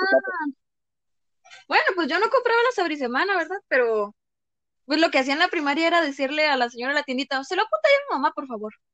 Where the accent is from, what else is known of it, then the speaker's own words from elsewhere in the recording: Mexico; nací en México